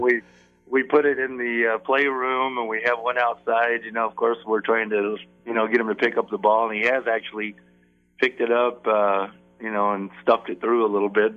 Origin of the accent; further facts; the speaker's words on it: Phoenix, Arizona, United States; I, I grew up in Phoenix at, at a time when Phoenix was really a small